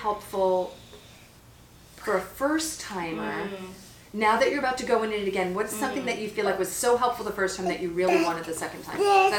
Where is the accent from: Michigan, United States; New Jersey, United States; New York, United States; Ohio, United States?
New York, United States; moved away; also born or lived in California; my husband and I had our two kids in California, both of our, you know, we're both from New York and our families are on the East Coast.